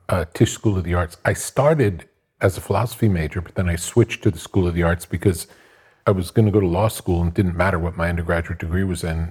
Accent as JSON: {"language": "English", "town": "Long Beach", "region": "New York", "country": "United States", "tie": "born or raised there", "said": "I grew up in Long Beach"}